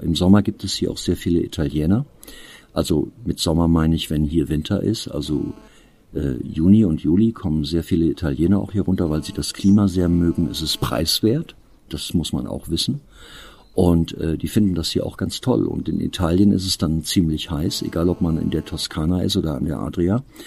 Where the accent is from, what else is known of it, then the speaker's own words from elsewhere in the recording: Eifel, Germany; bei uns in der Eifel